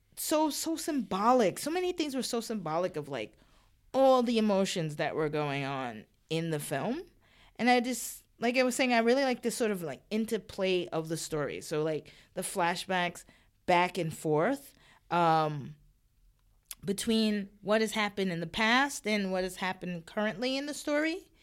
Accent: New York, United States; I was born and raised in New York

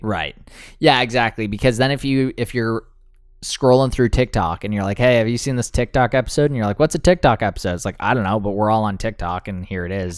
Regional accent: Canada; we're Canadian

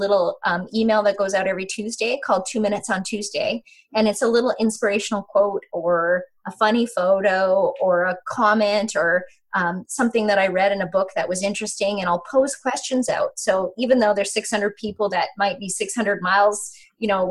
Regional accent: Yukon, Canada; I grew up in the Yukon in a very small environment

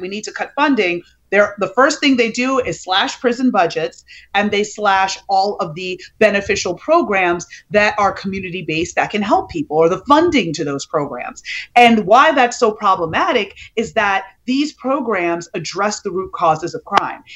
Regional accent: New York, United States; I grew up in New York in the eighties when the crack epidemic was in full swing.

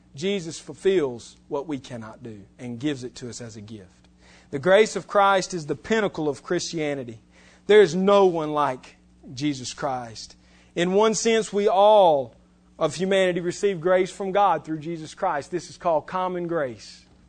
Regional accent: West Alabama, United States; I'm from West Alabama

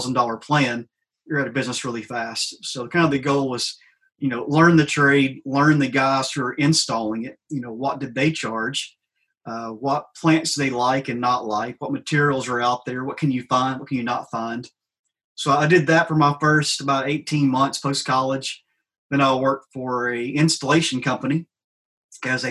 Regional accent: Trimble, Tennessee, United States; moved away as an adult; also born or lived in Knoxville, Tennessee / Nashville, Tennessee; Grew up not too far from Union City in DPA

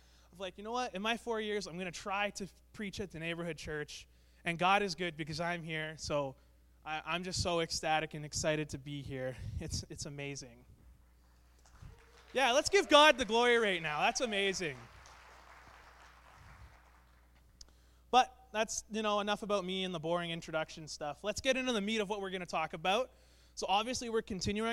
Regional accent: Brandon, Manitoba, Canada; moved away; I'm from Brandon, Manitoba. I was born and raised there.

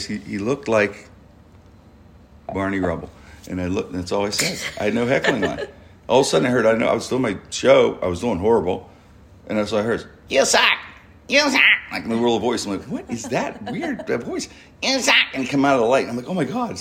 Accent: Pittsburgh, Pennsylvania, United States; I'm from Pittsburgh

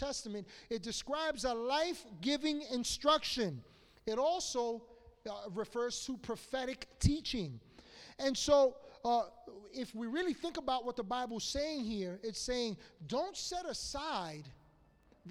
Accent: New York City, New York, United States; I grew up in Washington Heights

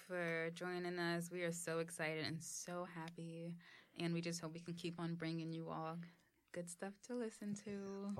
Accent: New York City, New York, United States; I'm from the Bronx

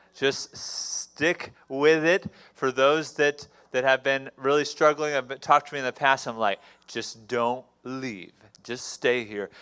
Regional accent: Houston, Texas, United States; I was born in Houston, Texas

